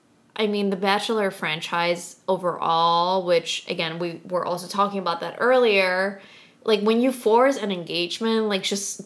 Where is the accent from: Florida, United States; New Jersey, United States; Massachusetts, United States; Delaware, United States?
New Jersey, United States; I'm from Jersey